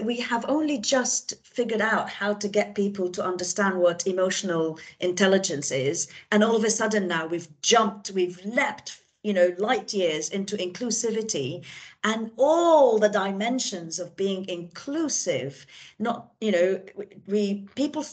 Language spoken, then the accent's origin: English; Beirut, Beirut Governorate, Lebanon; I grew up in Beirut, in Lebanon, and in an intellectual family.